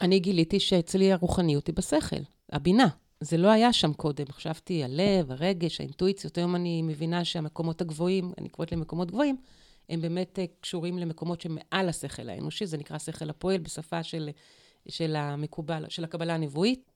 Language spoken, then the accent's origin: Hebrew; Dimona, Kibbutz Ketura/Elot, Mishmar HaNegev, Southern District, Israel; also born or lived in Eilot, Israel; נולדתי בדימונה, אחר כך עברנו לאלות. באלות ספגתי את, ה... את הרוח